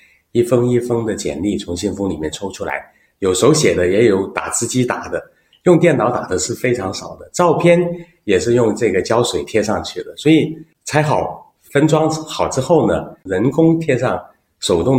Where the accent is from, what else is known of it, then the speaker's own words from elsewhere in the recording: Guangzhou, Guangdong, China; accent: southern; now in Beijing, China; 我是土生土长广州人。